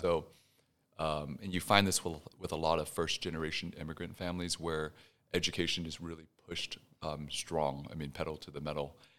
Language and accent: English; Houston, Texas, United States; also born or lived in Pasadena, Texas; now in Dallas, United States; born and raised in Houston, my parents, uh, fled Vietnam right after the war